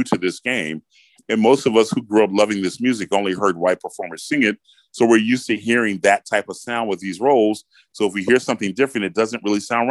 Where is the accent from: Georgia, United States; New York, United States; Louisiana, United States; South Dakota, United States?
Georgia, United States; Atlanta; I grew up in Atlanta, Georgia